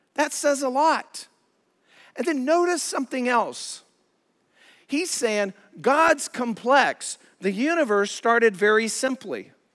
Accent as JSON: {"language": "English", "region": "Colorado", "country": "United States", "moved": "yes", "said": "I'm from Colorado, love the Rockies, love the mountains"}